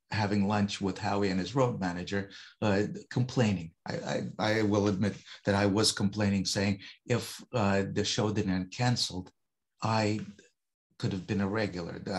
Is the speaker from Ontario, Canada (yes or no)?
yes; Toronto, Ontario, Canada; We're both from Toronto.